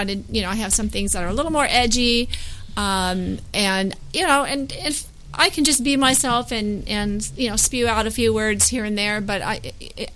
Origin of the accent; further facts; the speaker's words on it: Pasadena, California, United States; I grew up in Pasadena